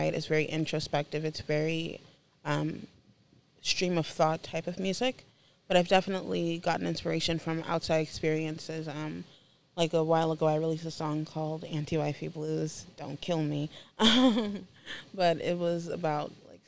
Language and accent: English; Haiti; now in Orlando, United States; I am from Haiti originally.